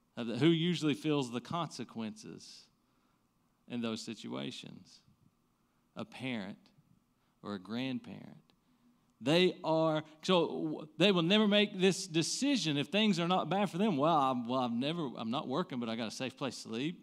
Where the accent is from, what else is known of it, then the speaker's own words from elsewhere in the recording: the Bible Belt, Southern United States, United States; growing up in the Bible be-, Belt